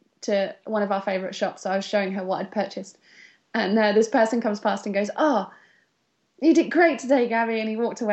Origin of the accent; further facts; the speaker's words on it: United Kingdom; we're British.